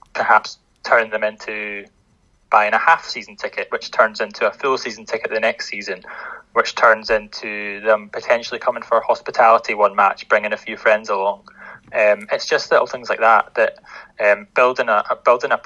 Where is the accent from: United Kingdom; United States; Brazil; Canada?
United Kingdom; Linlithgow, Scotland; I'm originally from Linlithgow, and obviously not having a professional team, and the closest one kind of being in West Lothian, Livingston. When I was growing up at primary school